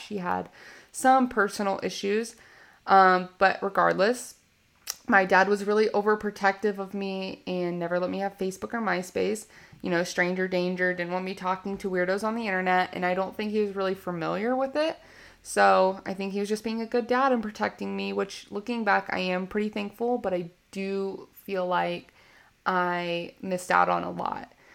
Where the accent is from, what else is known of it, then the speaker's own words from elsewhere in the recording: Richmond, Virginia, United States; I was born in Richmond, Virginia